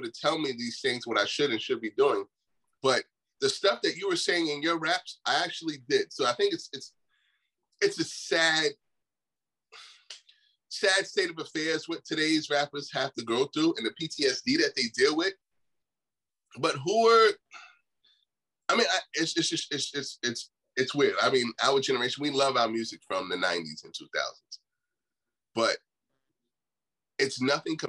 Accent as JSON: {"language": "English", "town": "Mount Vernon", "region": "New York", "country": "United States", "tie": "born or raised there"}